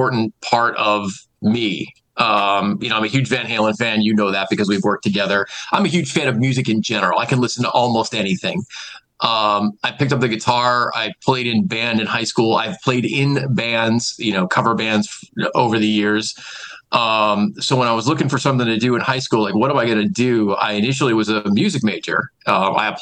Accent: Scranton, Pennsylvania, United States; I'm from this market. I'm from Wilkes-Barre, Scranton. my family's here, my friends are here, I grew up here, went to high school and college

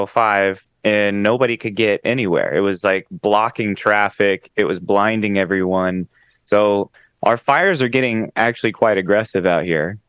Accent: Dallas, Texas, United States; now in Los Angeles, United States; I'm originally from Dallas, Texas, where we had seasons.

